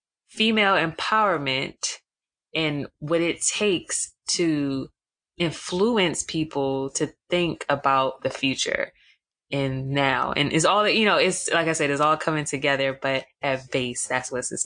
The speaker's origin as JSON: {"language": "English", "town": "Atlanta", "region": "Georgia", "country": "United States", "tie": "born or raised there", "said": "So a part of my upbringing, I grew up in Atlanta."}